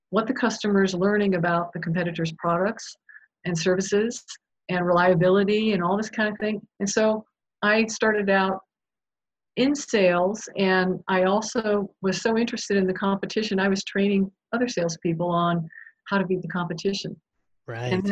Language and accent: English; Japan; I was born and raised in Japan in an international community.